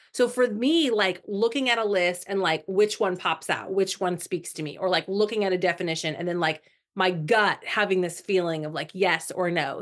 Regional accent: Indiana, United States; now in Florida, United States; I'm originally from Indiana

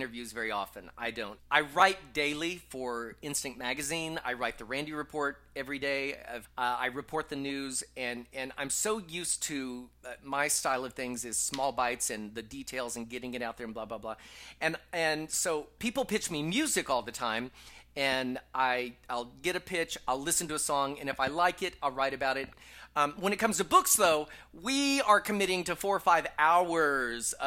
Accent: Texas, United States; moved away as an adult; also born or lived in upstate New York / New York / Los Angeles; now in Las Vegas, United States; I'm a little blonde kid from Texas

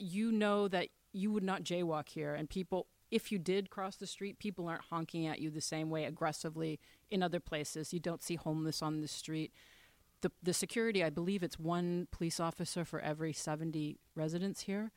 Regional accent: Toronto, Ontario, Canada; accent: Canadian; moved away as an adult; now in Monaco; I'm from Toronto, Canada.

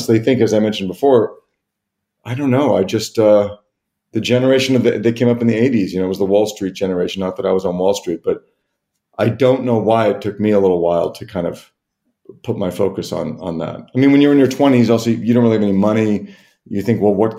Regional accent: Los Angeles, California, United States; I grew up in Los Angeles

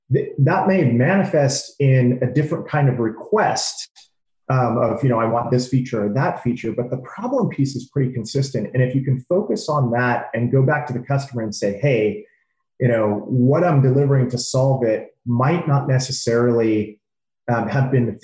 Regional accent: California, United States; So growing up in the Bay Area, you know, you're literally surrounded by tons of information, innovation, and tons of technology.

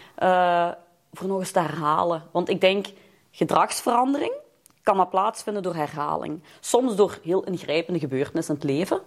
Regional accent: Lommel, Flanders, Belgium; moved away as an adult; now in Leopoldsburg, Belgium; ik ben Limburgse. Ik kom uit Noord-Limburg. I'm raised in Lommel en ik woon nu in Leopoldsburg.

